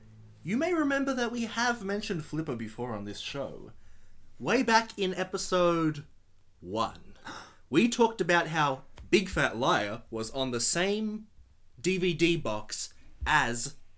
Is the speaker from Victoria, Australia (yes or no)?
yes; Melbourne, Victoria, Australia; I was born on May 30th, 1993, in the suburb of East Bentley.